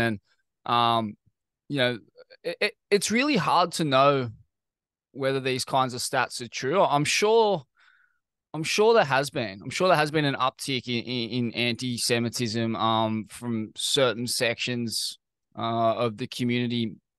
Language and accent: English; Sydney, New South Wales, Australia; I grew up in Bondi